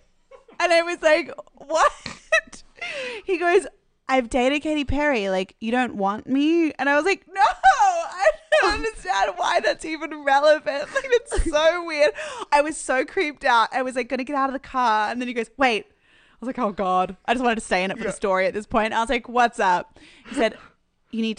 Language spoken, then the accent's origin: English; Malaysia; now in Los Angeles, United States; I grew up in Malaysia